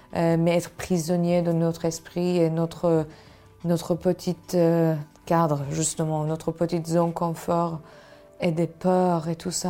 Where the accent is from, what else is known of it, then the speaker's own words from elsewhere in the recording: Iran; French is a second language; moved away as an adult; je suis née dans un pays comme l'Iran